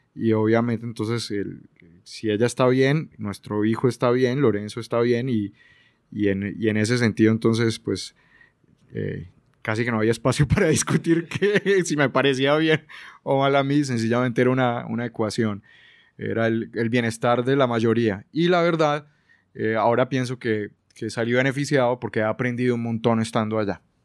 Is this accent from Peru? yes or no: no; Colombia; moved away as an adult; now in Buenos Aires, Argentina; soy colombiano, pero vivo en Buenos Aires